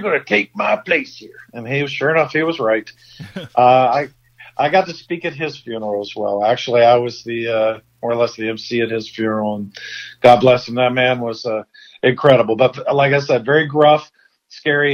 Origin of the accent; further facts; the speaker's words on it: St. Albans, West Virginia, United States; you and I are both from St. Albans